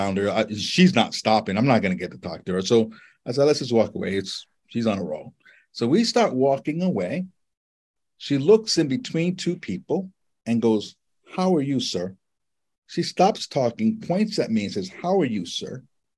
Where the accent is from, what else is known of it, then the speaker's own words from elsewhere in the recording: Honolulu, Hawaii, United States; moved away; I grew up in Honolulu